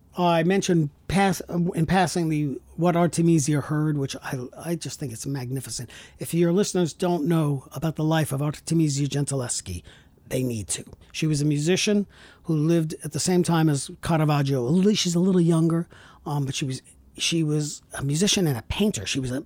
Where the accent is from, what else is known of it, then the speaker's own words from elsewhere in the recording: Brooklyn, New York, United States; I'm from Brooklyn, Long Island, Southern Italy.